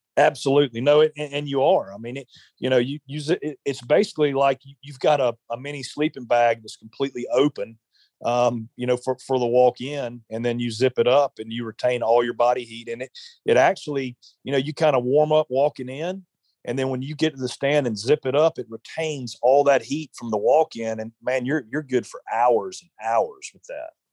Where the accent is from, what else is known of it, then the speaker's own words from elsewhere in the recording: South Carolina, United States; growing up in South Carolina